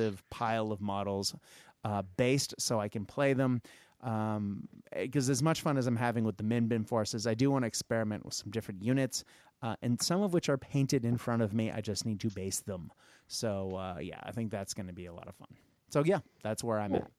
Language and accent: English; United States; growing up in the United States